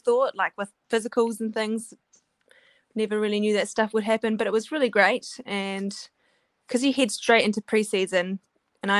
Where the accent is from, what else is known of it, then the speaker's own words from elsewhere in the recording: Wellington, New Zealand; moved away as an adult; also born or lived in Louisville, Kentucky; I'm from Wellington, so I've lived here.